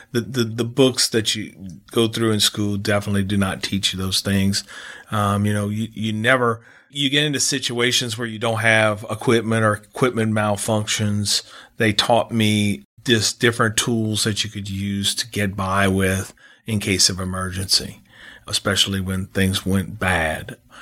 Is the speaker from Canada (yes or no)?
no; New Iberia, Louisiana, United States; We had a split-level home that that, uh, we grew up in in Iberia